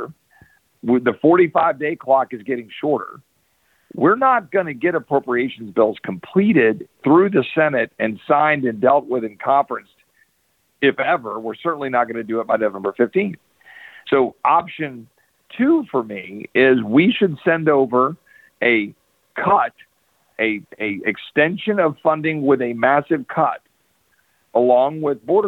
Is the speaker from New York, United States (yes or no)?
no; Texas, United States; as a Texan